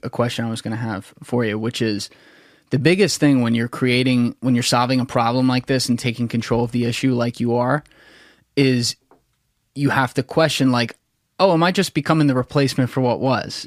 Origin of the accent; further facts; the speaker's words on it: New Jersey, United States; also born or lived in Philadelphia / New York; I grew up in South Jersey